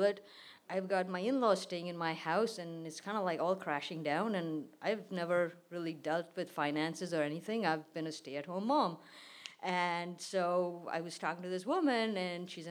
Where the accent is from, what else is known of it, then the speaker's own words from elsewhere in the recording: India; moved away; my childhood, my life in India